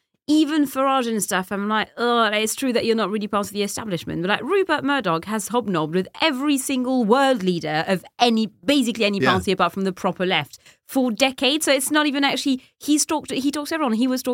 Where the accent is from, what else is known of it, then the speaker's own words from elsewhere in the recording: London, United Kingdom; as a Londoner, I was like, of course I want nothing to do with this whatsoever. I think I went to a squat party in Deptford to avoid it.